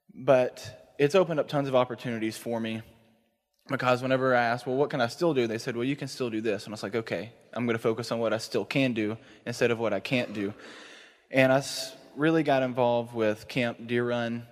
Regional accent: East Texas, United States; moved away as an adult; now in Dallas, United States; I'm actually from East Texas

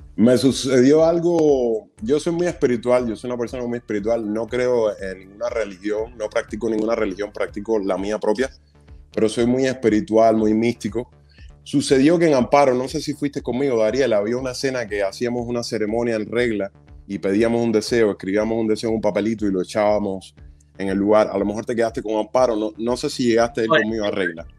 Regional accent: Cuba; moved away; como soy cubano, tengo acento, hablo inglés, pero con mucho acento

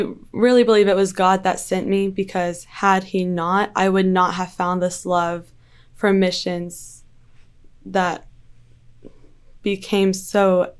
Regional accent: Wichita Falls, Texas, United States; also born or lived in 5 different states; So, I say I'm from Wichita Falls, but it's just because it's easier to say that. The truth is I've lived in a lot of places, and that's just where I've been the longest. So my dad was in the military

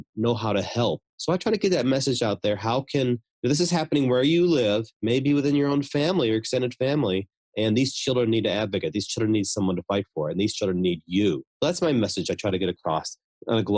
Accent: United States; I'm from America

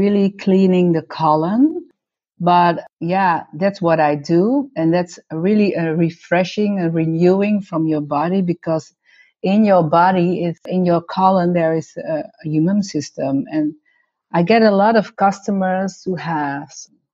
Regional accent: North Holland, Netherlands; also born or lived in Suriname / Heiloo; I'm Dutch. I was born in Suriname. When I was 1 year old, my parents and my brother came to the Netherlands, and we lived for 5 years in Heilo

